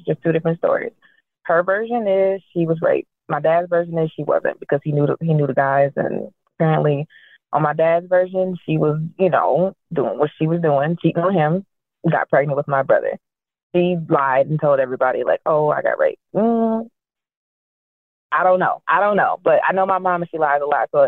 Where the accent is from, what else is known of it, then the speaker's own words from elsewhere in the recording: Ohio, United States; I was born in Ohio